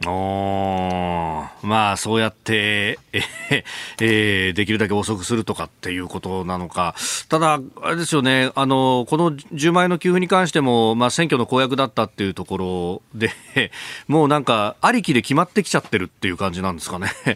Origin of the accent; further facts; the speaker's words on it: Yokosuka, Kanagawa, Japan; 私、こう、生まれで育ったのは横須賀